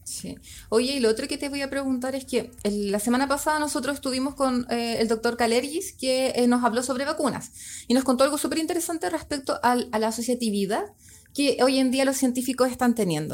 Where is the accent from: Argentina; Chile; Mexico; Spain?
Chile; teníamos como, como familia chilena